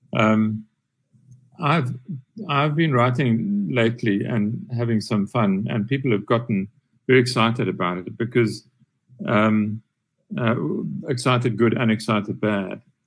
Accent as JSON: {"language": "English", "area": "Transkei", "region": "Eastern Cape", "country": "South Africa", "tie": "born or raised there", "said": "growing up in the Transkei under uh, the during the apartheid years in the 60s and 70s"}